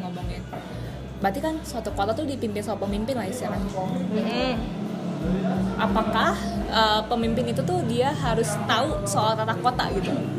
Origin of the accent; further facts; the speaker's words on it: Bandung, West Java, Indonesia; gue sebagai orang Bandung